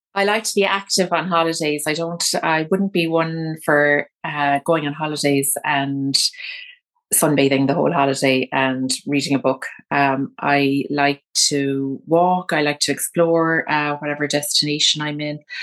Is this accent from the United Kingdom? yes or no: yes; London, United Kingdom; I think my hometown is a great place for a city break. So if you wanna do a sort of short-term holiday where you kind of come to London